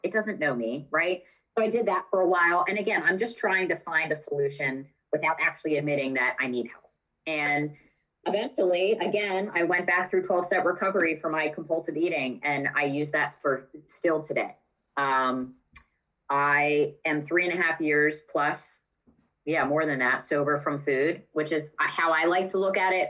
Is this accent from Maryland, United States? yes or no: yes; Maryland, United States; moved away as an adult; also born or lived in West Chester, Pennsylvania; I'm from Maryland